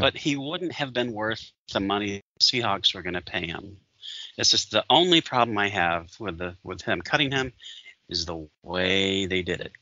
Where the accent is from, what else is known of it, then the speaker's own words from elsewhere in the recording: Michigan, United States; I grew up in Michigan